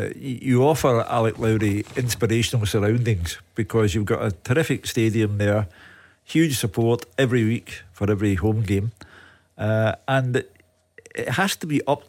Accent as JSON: {"language": "English", "town": "Glasgow", "region": "Scotland", "country": "United Kingdom", "tie": "born or raised there", "said": "I was born and brought up in the Partick district of Glasgow."}